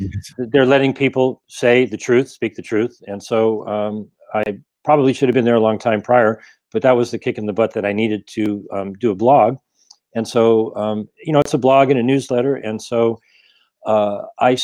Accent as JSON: {"language": "English", "region": "Ohio", "country": "United States", "tie": "born or raised there", "also_born_or_lived": "Rhode Island", "moved": "yes", "lives_now": "Glendale, United States", "said": "I currently live in Glendale, and I grew up in Ohio, moved to Rhode Island, came out here in 96"}